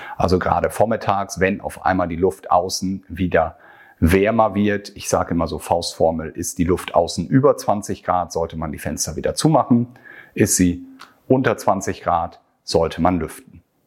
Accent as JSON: {"language": "German", "region": "Northern Germany", "country": "Germany", "said": "Hier bei uns in Norddeutschland"}